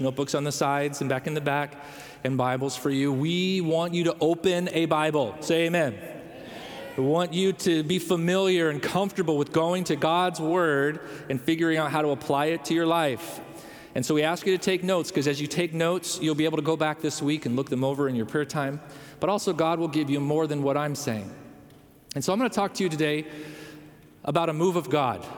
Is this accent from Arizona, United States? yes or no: no; Rockford, Illinois, United States; moved away; I come from the Chicagoland area in a little area called Rockford. It's about 90 minutes north of Chicago.